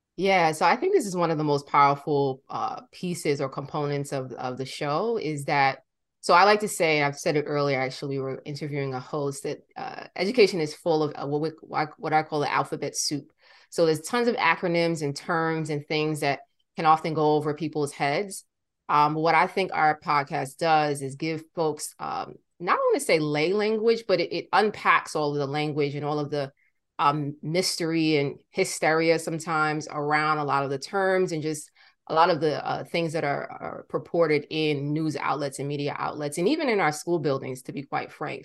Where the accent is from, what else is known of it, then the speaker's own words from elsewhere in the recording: New York City, New York, United States; born and raised in Brooklyn